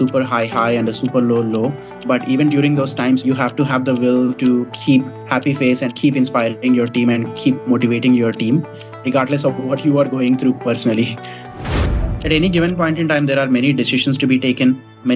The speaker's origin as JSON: {"language": "English", "area": "small town near Hyderabad", "region": "Telangana", "country": "India", "tie": "born or raised there", "also_born_or_lived": "Mumbai, India / Singapore", "moved": "as an adult", "said": "I come from a small town in South India near Hyderabad."}